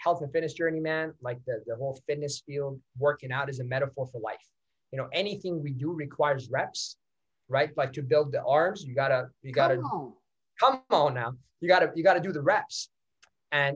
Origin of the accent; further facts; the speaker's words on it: Iran; first language Persian; English is a second language; now in Canada; I was not born in Canada. I was born in Iran. I speak Farsi. That's my language.